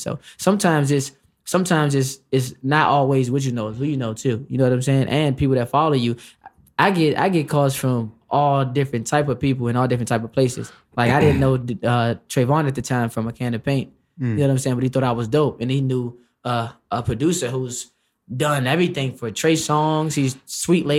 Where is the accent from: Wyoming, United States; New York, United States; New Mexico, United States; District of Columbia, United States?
District of Columbia, United States; Washington; I'm from D.C.